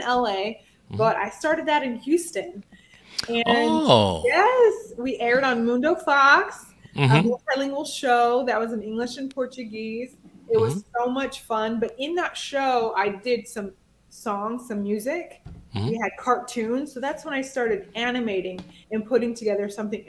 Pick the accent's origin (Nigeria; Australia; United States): Nigeria; I'm Nigerian.